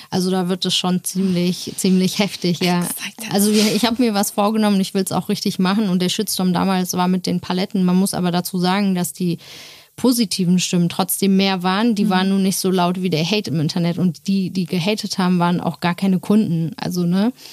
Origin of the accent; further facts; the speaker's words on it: Turkey; ja, sorry, ich bin auch Türkin